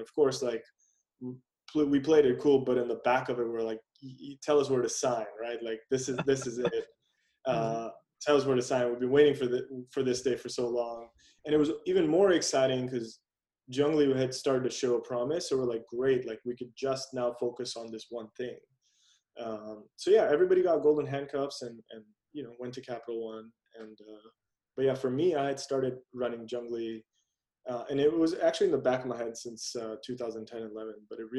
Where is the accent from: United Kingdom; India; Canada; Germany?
India; being Indian, you know, having spent time there as a kid, also know that it's engraved in our culture